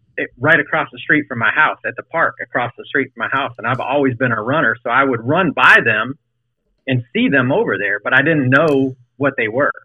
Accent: Fort Mill, South Carolina, United States; now in Richmond, United States; I'm from Charlotte, um, well, just south of Charlotte and Fort Mill, in the mill.

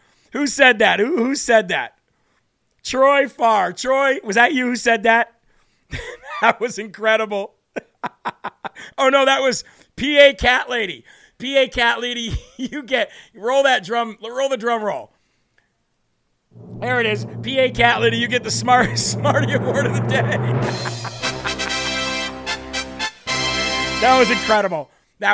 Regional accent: Puerto Rico; I grew up in Puerto Rico. I put on the suntan lotion all the time.

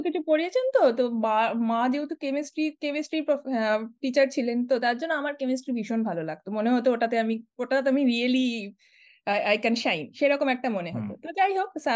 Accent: Siliguri, West Bengal, India; moved away as an adult; also born or lived in Kolkata, India / Kanpur, India; now in San Diego, United States; আমি বড় হয়েছি শিলিগুড়িতে শিলিগুড়িও নয় আমি বড় হয়েছি শিলিগুড়িরও প্রায় দশ কিলোমিটার ভিতরে বাগডোগরার দিকে শিব মন্দির বলে একটা এলাকায়

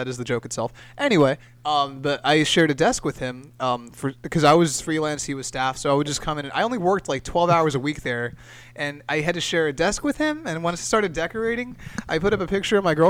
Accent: Castroville, California, United States; also born or lived in Salinas / Monterey; now in Fresno, United States; I was born in Salinas, grew up in lived in Castroville, and then just went to school and work in Monterey and that whole area. So I'm a Monterey County boy

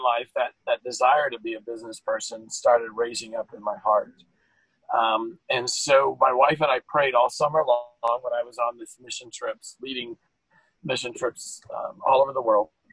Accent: California, United States; now in Virginia, United States; I'm a Californian

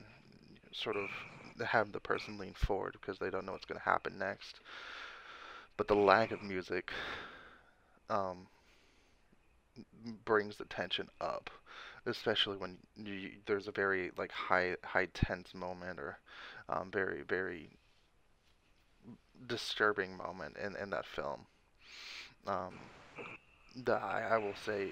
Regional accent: Texas, United States; I'm from Texas

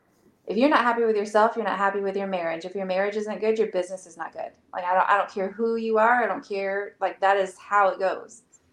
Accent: Illinois, United States; Well, I'm not technically from South Carolina. I'm from Illinois.

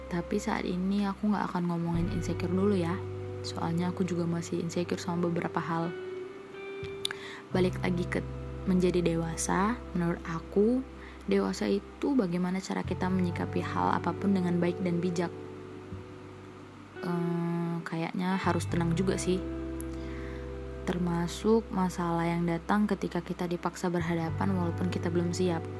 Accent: Medan, North Sumatra, Indonesia; born there; Aku lahir di kota Medan 21 tahun yang lalu.

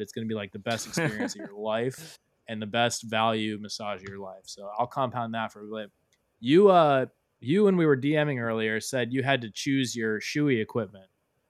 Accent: South Florida, United States; I'm from South Florida

